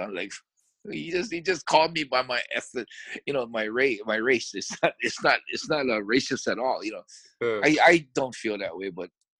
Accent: Hawaii, United States; I'm born and raised in Hawaii.

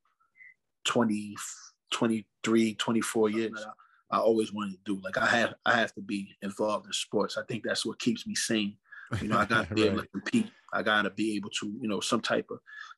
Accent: New York City, New York, United States; moved away as an adult; also born or lived in Bronx, New York; now in Springfield, United States; grew up, was raised out in Brooklyn, New York. Was actually born in the Bronx. Moved to Brooklyn, New York when my parents separated.

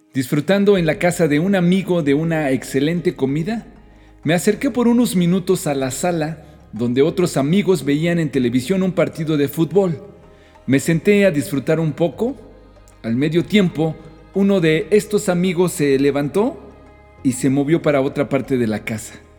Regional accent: Mexico

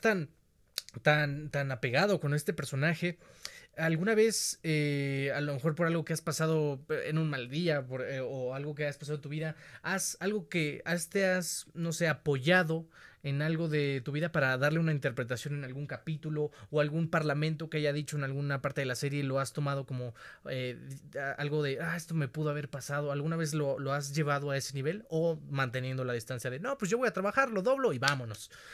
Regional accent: Mexico; Te lo extiendo como mexicano

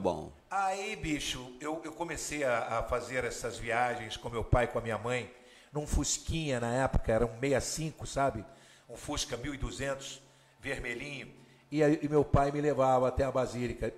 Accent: Ribeirão Preto, São Paulo, Brazil; eu sou de Ribeirão Preto, no interior de São Paulo

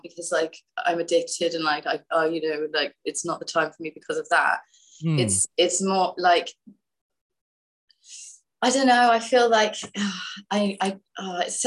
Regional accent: London, United Kingdom; I'm from London because it's like the biggest city in the UK

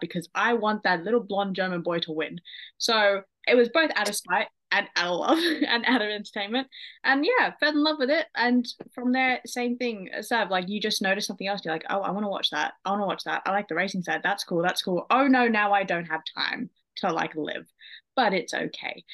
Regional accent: Sydney, New South Wales, Australia; I am an Australian residing in Sydney.

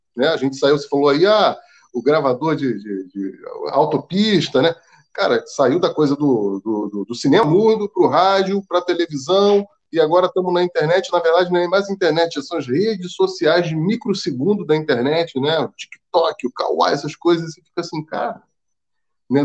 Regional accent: Rio de Janeiro, Brazil; eu sou nascido e criado na Lapa

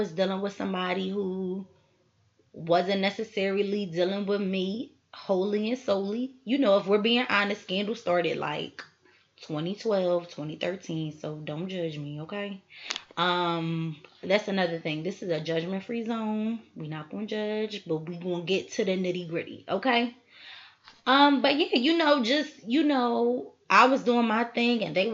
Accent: Philadelphia, Pennsylvania, United States; born and raised in Philly. 215 till

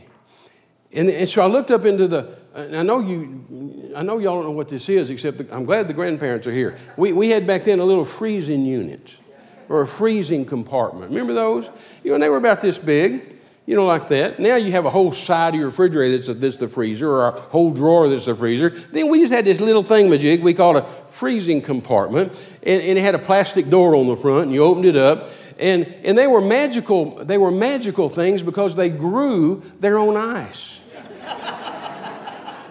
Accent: Midland, Texas, United States; moved away; I was raised in Midland

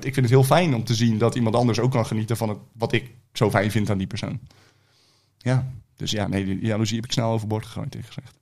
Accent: Rotterdam, South Holland, Netherlands; also born or lived in Delft; Rotterdam. Rotterdam. Rotterdam. Drie jaar in Delft gewoond en voor de rest altijd, eh, altijd in Rotterdam.

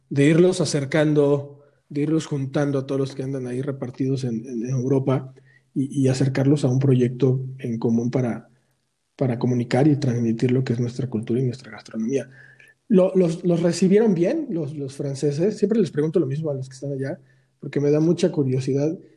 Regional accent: Mexico; es romper también con nuestros propios eh, rollos de, de, como mexicanos no nos apoyamos

